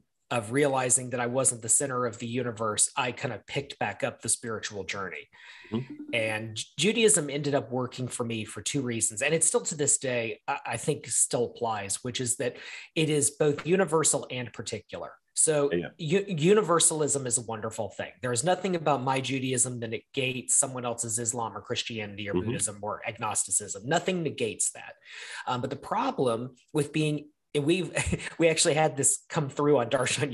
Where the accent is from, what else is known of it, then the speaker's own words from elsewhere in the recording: the South, United States; growing up in the South in the 90s, 80s and 90s